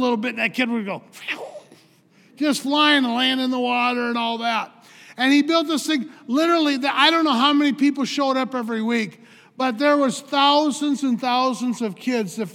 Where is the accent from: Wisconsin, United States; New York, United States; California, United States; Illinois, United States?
Wisconsin, United States; Eau Claire; I'm a Wisconsin boy. I grew up in Eau Claire